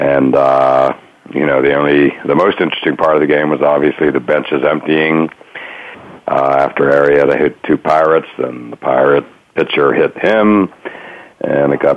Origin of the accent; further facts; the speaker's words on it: Pittsburgh, Pennsylvania, United States; I grew up in Pittsburgh